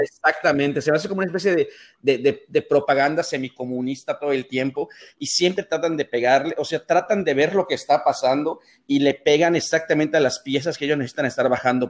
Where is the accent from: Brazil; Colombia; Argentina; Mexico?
Mexico; Mérida, Yucatán; also born or lived in Monterrey; yo estoy en Mérida, soy de Mérida y vivo en Mérida